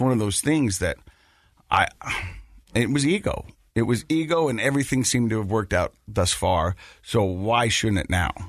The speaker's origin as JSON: {"language": "English", "town": "Ogden", "region": "Utah", "country": "United States", "tie": "born or raised there", "said": "I was born and raised right here in Utah, Ogden, Utah"}